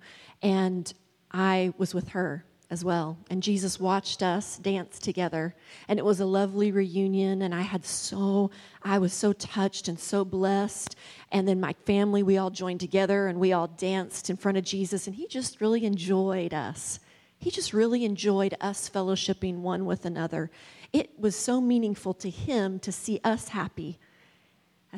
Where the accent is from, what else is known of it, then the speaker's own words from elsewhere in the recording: West Virginia, United States; moved away; I'm originally from West Virginia, and I don't usually use y'all